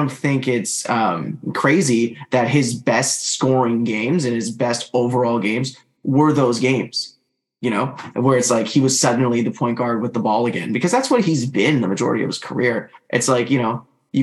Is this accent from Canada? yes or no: yes; Canada; obviously I'm Canadian